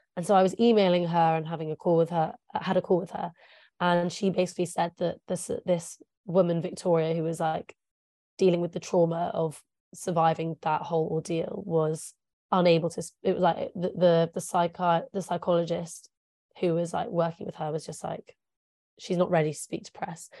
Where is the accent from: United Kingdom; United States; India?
United Kingdom; England; first language English; I'm English. I'm a native English speaker.